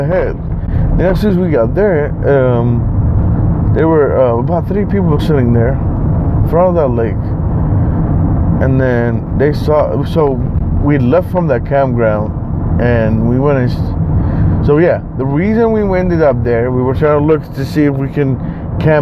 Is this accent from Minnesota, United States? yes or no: no; Bay Area, California, United States; we're from the Bay Area